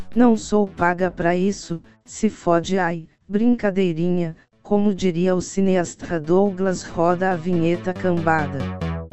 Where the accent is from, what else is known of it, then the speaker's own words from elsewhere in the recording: São Paulo, Brazil; Eu sou paulista